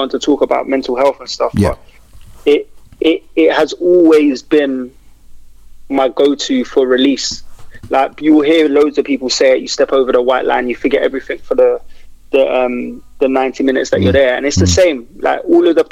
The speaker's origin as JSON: {"language": "English", "region": "London", "country": "United Kingdom", "said": "I'm from Kennington, Oval, Brixton area."}